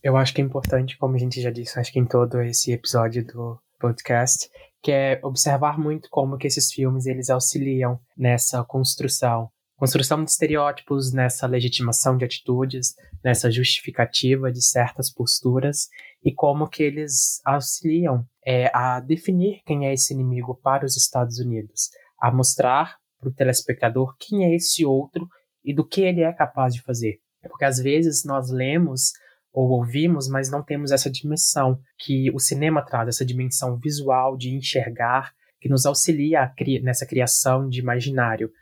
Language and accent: Portuguese; Brazil; nós, quanto sociedade brasileira do sul global